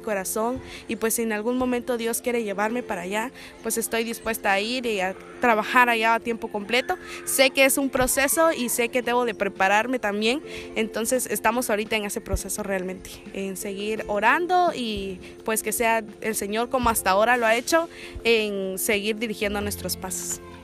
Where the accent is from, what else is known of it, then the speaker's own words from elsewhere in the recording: Guatemala; soy de Guatemala